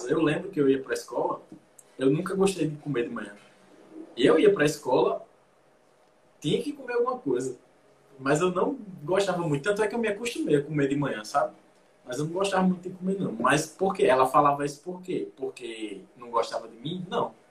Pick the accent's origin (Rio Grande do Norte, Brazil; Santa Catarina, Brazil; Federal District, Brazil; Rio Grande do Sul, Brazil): Rio Grande do Norte, Brazil; Natal; Ele é Tá? ele é de Fortaleza, eu sou de Natal.